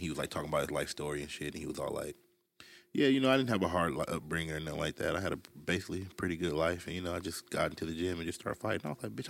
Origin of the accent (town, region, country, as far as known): Ontario, California, United States; born or raised there